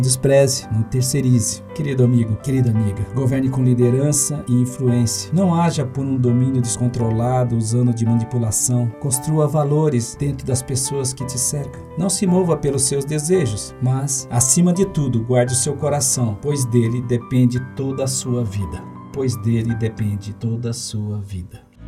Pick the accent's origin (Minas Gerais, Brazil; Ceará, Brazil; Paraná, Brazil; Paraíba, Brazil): Paraná, Brazil; Eu, por exemplo, nasci no Paraná